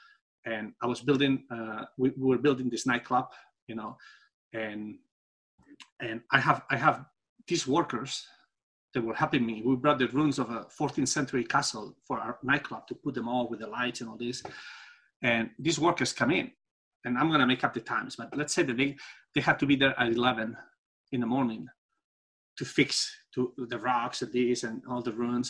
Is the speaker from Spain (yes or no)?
yes; Spain; English is a second language; moved away; also born or lived in Singapore / United States; I'm from Spain